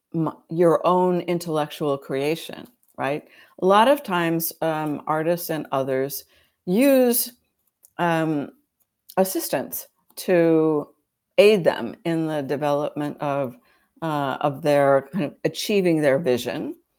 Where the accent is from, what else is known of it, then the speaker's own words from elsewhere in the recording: United States; I'm an American